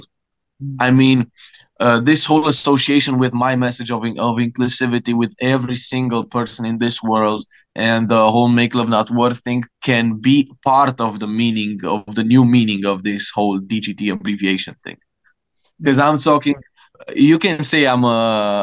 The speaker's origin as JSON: {"language": "English", "country": "Romania", "first_language": "Romanian", "second_language": "English", "said": "my native language"}